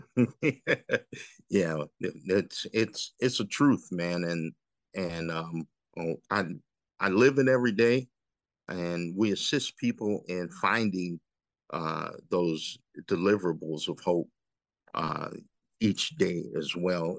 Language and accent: English; Freeport, Illinois, United States; I'm from Freeport originally